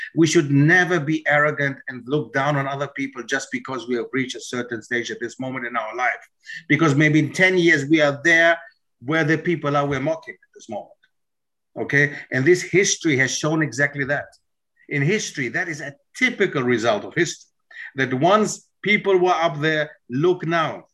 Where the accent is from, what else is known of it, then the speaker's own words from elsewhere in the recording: Germany; moved away as an adult; also born or lived in Netherlands; grew up in Germany